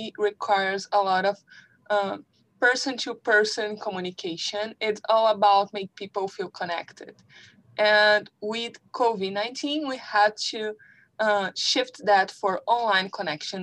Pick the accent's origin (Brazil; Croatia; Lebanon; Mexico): Brazil; moved away; I came from Brazil